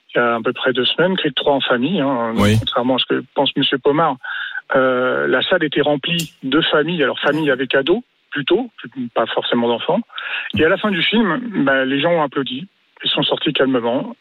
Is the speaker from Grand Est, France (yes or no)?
no; Île-de-France, France; now in Aix-en-Provence, France; je suis déjà originaire de l'île de France et quartier populaire. Et donc maintenant, je vis dans le sud